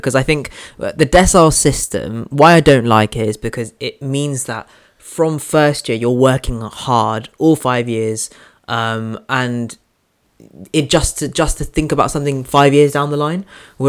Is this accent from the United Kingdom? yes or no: yes; Oxford deanery, South East England, United Kingdom; moved away as an adult; now in Birmingham, United Kingdom; because that's my home deanery, that's where my hometown is. So my thinking was, okay, I've been in Birmingham for 6 years, let me go home.